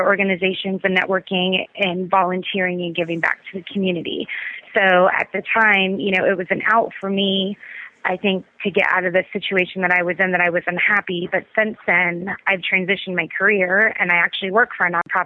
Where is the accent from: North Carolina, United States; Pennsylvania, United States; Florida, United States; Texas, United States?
Florida, United States; Tampa; I was born in Tampa, and I went to private Catholic school all my life. I went to the Academy of the Holy Names from kindergarten to 12th grade.